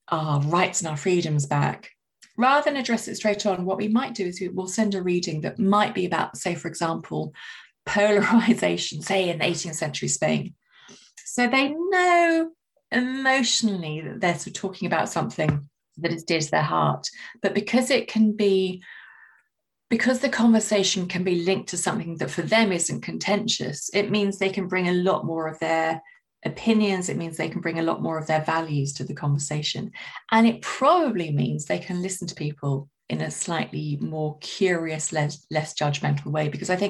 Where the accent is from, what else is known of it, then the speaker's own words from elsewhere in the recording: London, United Kingdom; I'm a Londoner